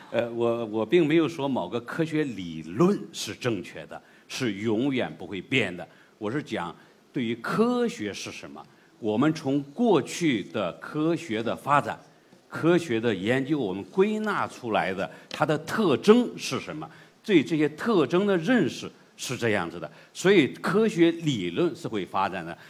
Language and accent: Chinese; China; 我们中国人的东西